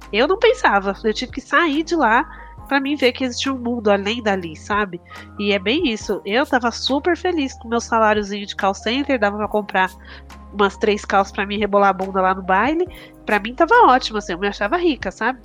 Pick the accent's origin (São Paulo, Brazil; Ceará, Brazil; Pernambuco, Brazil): São Paulo, Brazil; moved away as an adult; now in Guarulhos, Brazil; eu sou do Capão Redondo, né? Eu morei no Capão Redondo até os 23 anos